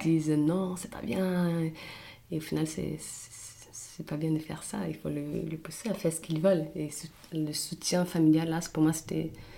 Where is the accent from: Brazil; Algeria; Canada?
Brazil; São Paulo; moved away as an adult; now in Paris, France; Je suis brésilienne de São Paulo